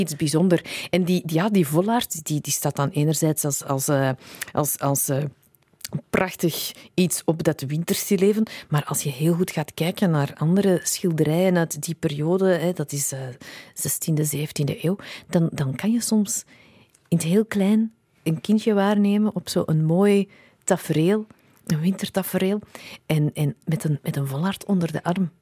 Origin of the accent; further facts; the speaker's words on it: Antwerp, Flanders, Belgium; also born or lived in England; mijn thuisstad Antwerpen